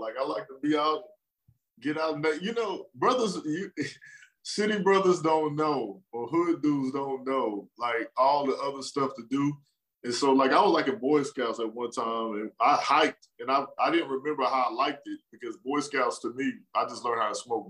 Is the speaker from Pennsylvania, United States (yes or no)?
no; Killeen, Texas, United States; also born or lived in Washington, D.C. / Maryland / Arlington / Houston; I was born in Washington, D.C. And I was in Maryland till like 9. And then my family from Texas, my father got stationed in Texas, and I lived in Killeen. And, you know, Killeen is home.